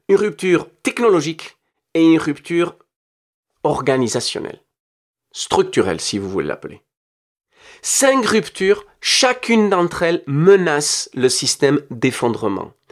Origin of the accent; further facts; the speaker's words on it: Nouvelle-Aquitaine, France; Je viens du Pays basque et j'ai vécu dans mes tripes ce qui est une société divisée par le terrorisme et l'approche révolutionnaire violente.